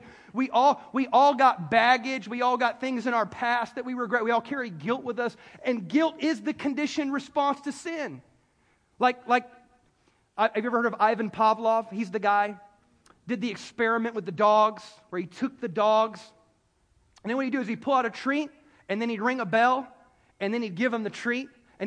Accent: South Carolina, United States; I'm a city kid. I'm from South Carolina. I'm a city kid. I was born and raised in the city

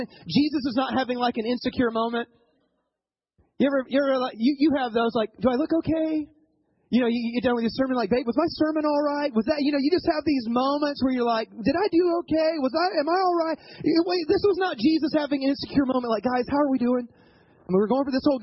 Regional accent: the South, United States; moved away as an adult; also born or lived in Ohio; I grew up in the South

